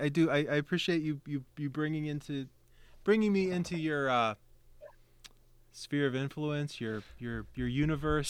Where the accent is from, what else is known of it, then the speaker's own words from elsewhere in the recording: West Virginia, United States; now in Pittsburgh, United States; I actually grew up in the uh, the hills of West Virginia